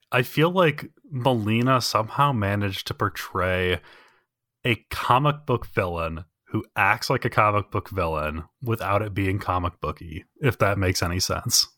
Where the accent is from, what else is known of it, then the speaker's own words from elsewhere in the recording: United States; I, as an American